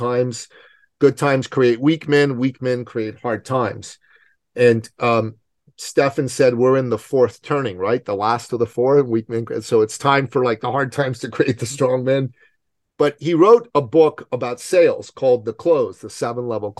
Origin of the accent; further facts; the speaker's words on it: Iran; now in Canada; I'm from Iran, okay? So I don't do cold. I know I live in Canada